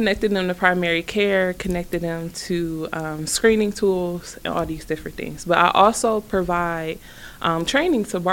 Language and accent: English; Cleveland, Ohio, United States; I am a Cleveland kid, born and raised in Cleveland.